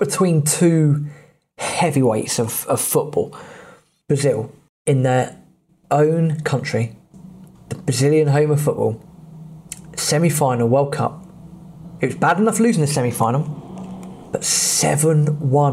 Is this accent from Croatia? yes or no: no; England, United Kingdom; we're English